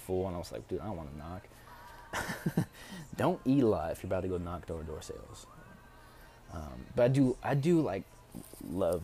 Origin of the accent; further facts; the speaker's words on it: Tacoma, Washington, United States; also born or lived in Chicago, Illinois; now in Tucson, United States; I am from Tacoma, Washington